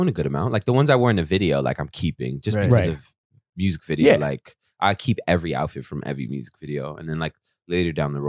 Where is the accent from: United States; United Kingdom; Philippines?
United States; Pacific Northwest; Shout out to Dan for, like, knowing I'm from the Northwest